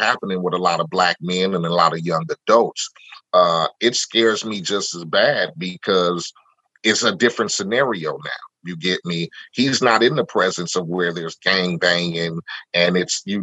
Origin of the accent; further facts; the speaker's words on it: Compton, California, United States; me living in Compton and growing up in Compton